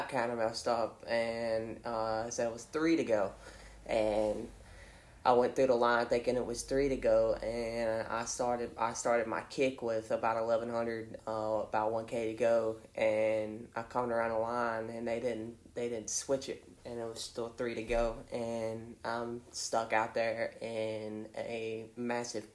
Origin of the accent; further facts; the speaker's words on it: Chatham, Virginia, United States; I'm from Chatham, Virginia, and I went to school at Chatham High School